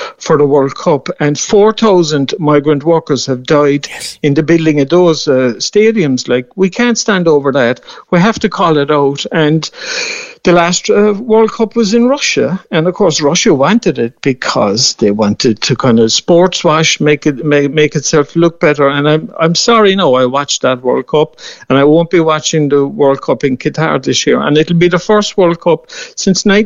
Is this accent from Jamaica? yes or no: no; Mallow, Munster, Ireland; born or raised there